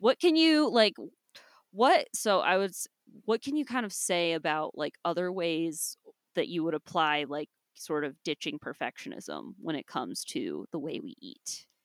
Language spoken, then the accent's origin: English; Ohio, United States; now in Utah, United States; my state right now, I guess it's not my home state, sorry, Ohio